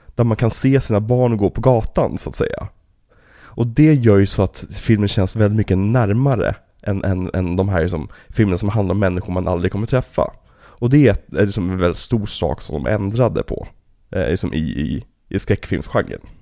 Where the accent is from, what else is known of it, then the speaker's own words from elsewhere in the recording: Trollbäcken, Stockholm County, Sweden; det här är ju typ området vi växte upp i, liksom, i Trollbäcken